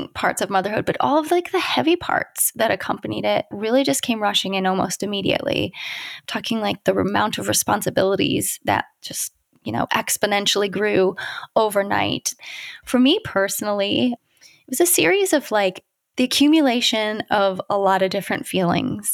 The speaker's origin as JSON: {"language": "English", "region": "Ohio", "country": "United States", "moved": "yes", "lives_now": "California, United States", "said": "I'm from Ohio. I live in California now, so we are a long way from home"}